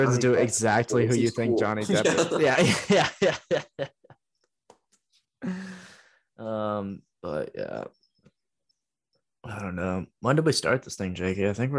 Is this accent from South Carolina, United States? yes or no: yes; South Carolina, United States; I grew up in South Carolina, right?